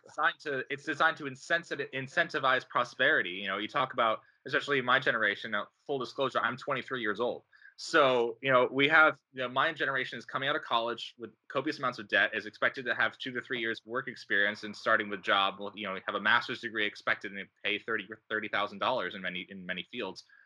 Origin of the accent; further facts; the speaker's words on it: Rochester, New York, United States; now in Pittsburgh, United States; I grew up in Rochester, New York, and now I live in Pittsburgh, Pennsylvania